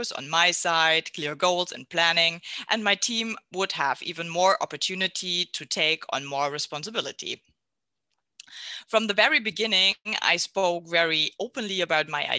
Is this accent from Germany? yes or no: yes; Southern Germany, Germany; also born or lived in near Düsseldorf; now in Mönchengladbach, Germany; I'm from Germany, born and raised in the south, and now I'm living near Düsseldorf.